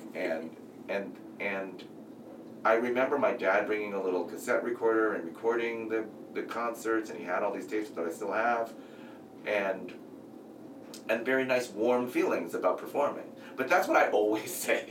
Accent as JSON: {"language": "English", "town": "San Francisco", "region": "California", "country": "United States", "tie": "born or raised there", "said": "I grew up in San Francisco, so tons of Asian people"}